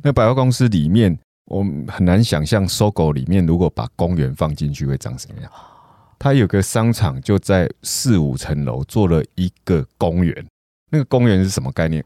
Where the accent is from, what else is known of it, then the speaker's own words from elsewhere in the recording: Taiwan; 我们台湾人的生活方式到底是什么